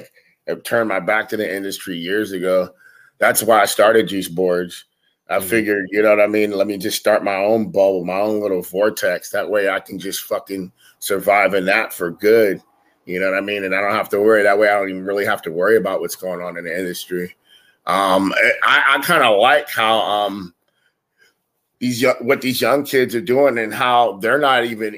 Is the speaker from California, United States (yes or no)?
yes; San Diego, California, United States; I'm from East Dago